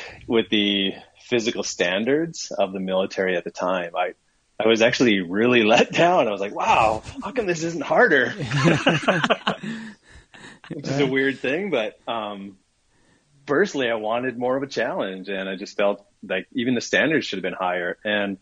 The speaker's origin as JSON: {"language": "English", "region": "Minnesota", "country": "United States", "moved": "as an adult", "said": "I was from Minnesota and living in Minnesota at the time"}